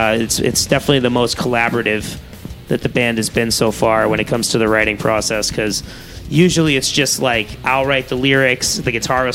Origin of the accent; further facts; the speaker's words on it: Ashburnham, Massachusetts, United States; also born or lived in Dorchester, Massachusetts; I was born in Dorchester, then I ended up in Ashburnham, so I'm actually local, too.